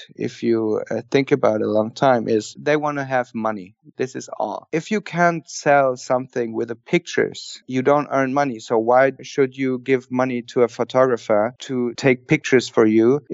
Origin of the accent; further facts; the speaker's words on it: Austria; now in Berlin, Germany; I was grown up in Austria with 600 sheep and my dad. And then we came down to Germany